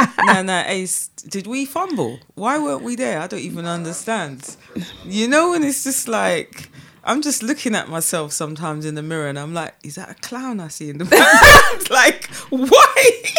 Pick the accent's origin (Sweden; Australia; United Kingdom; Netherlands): United Kingdom; accent: UK; I'm from the UK and I'm there and I'm with my pounds and I'm with my UK accent